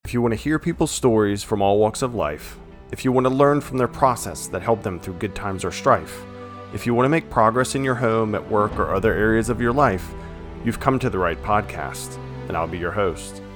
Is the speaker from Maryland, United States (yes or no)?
no; Petersburg, Virginia, United States; moved away as an adult; now in Lynchburg, United States; Richmond, Virginia, Petersburg area, which is where I came from